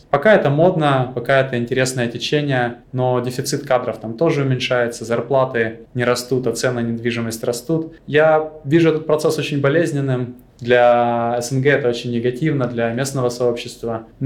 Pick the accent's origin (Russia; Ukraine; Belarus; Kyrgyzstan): Ukraine; Crimea; Я из Крыма, у меня многие друзья пошли в море, и для меня, в общем-то, это была вилка возможностей.